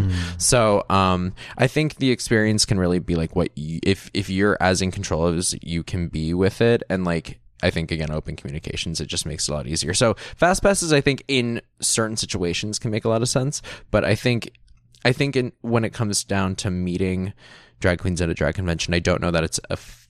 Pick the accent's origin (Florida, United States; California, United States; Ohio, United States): Florida, United States; I'm someone like from Florida